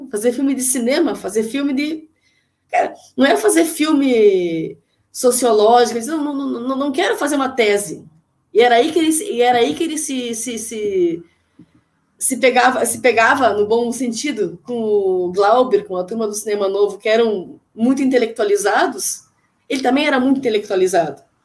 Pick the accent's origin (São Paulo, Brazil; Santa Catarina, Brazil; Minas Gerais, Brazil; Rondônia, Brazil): Santa Catarina, Brazil; Joaçaba; eu sou de Joaçaba, que é, sou conterrânea dos Ganzelo